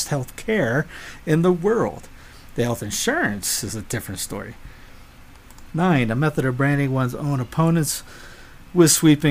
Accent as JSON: {"language": "English", "region": "the South", "country": "United States", "said": "I'm a Southerner"}